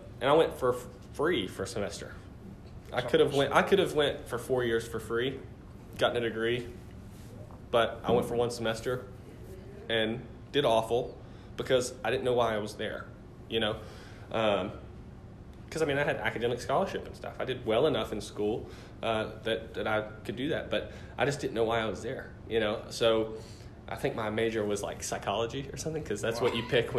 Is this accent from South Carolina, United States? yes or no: yes; Walhalla, South Carolina, United States; moved away as an adult; now in Greenville, United States; I grew up mostly in Oconee County. So if you're not familiar, it's kind of the tippy top part of the state. Walhalla, Seneca, Westminster, that area.